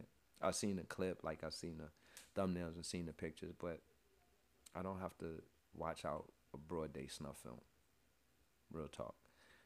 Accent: New York, United States; I was born and raised in New York

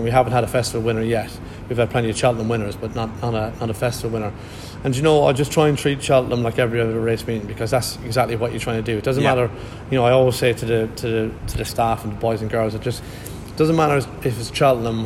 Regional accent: Ireland; now in Gloucestershire, United Kingdom; I am very Irish, and I am, you know, but I've lived in Gloucestershire longer than I lived in Ireland

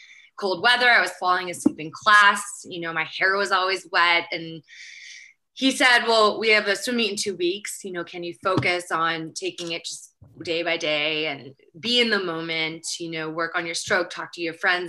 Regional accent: Berkeley, California, United States; also born or lived in Marseille / Los Angeles; I grew up in Berkeley, near Berkeley

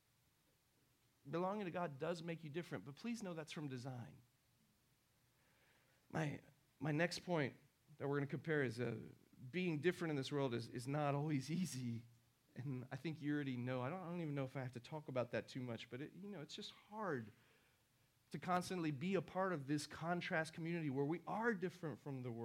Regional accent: Houston, Texas, United States; also born or lived in Argentina; in the 80s in Houston, where I grew up, because, you know, I was from Argentina

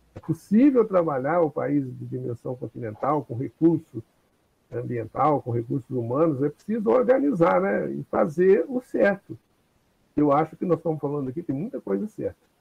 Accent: Cajuri, Minas Gerais, Brazil; eu lembro quando eu era criança, lá na minha cidade de Cajuri

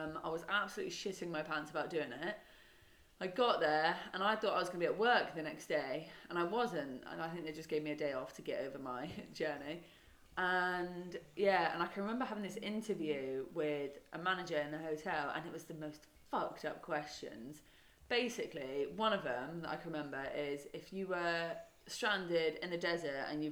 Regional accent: Devon, South West England, United Kingdom; moved away; I grew up in Devon.

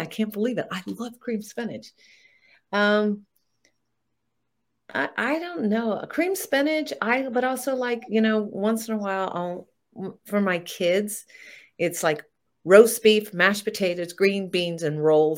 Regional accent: Florida, United States; where I grew up in Florida

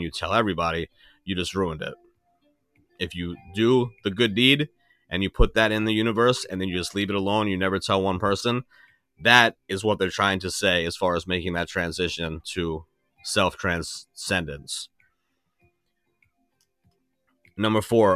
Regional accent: New York, United States; I'm from New York.

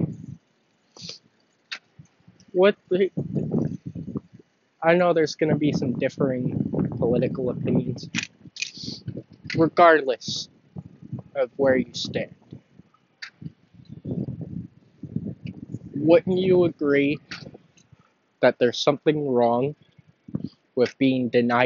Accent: Long Island, New York, United States; I am from Long Island. I am not from the city

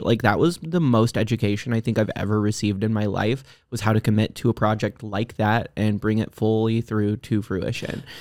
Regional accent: Texas, United States; I grew up in Texas

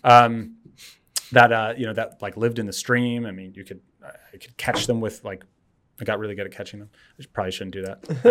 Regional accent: Berkeley, California, United States; I, I grew up, um, in Berkeley

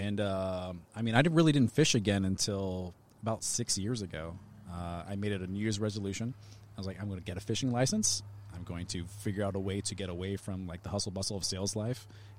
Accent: Lakeland, Florida, United States; moved away; I am from Florida.

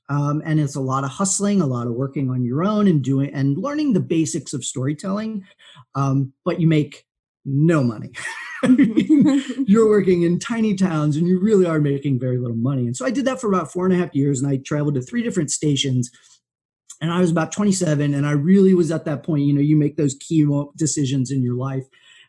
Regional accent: Cincinnati, Ohio, United States; moved away as an adult; also born or lived in St. Louis, Missouri / Santa Monica, California; I grew up in Cincinnati, Ohio, and I was a big sports fan, like a lot of people from the Midwest.

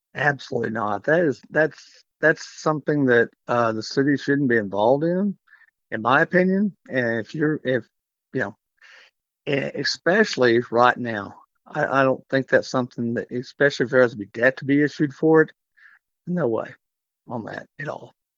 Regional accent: Canyon, Texas, United States; also born or lived in Amarillo, Texas; I grew up in Canyon

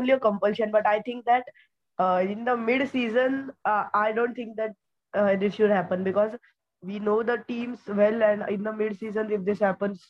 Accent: Pune, Maharashtra, India; because I'm from Pune.

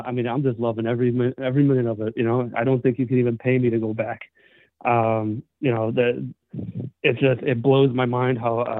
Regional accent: Los Angeles, California, United States; now in Texas, United States; I was born and raised in the Valley, you know, from L.A., moved out to Texas.

